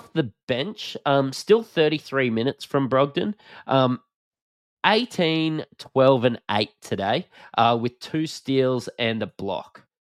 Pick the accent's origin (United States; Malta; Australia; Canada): Australia; accent: Bogan; If you can't tell from our flamboyant Bogan accents, we're Australian